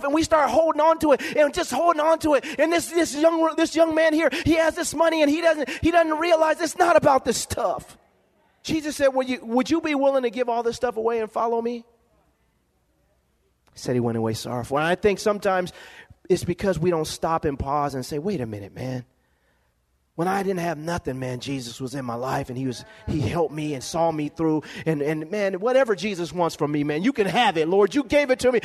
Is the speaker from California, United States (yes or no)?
yes; Lompoc, California, United States; born or raised there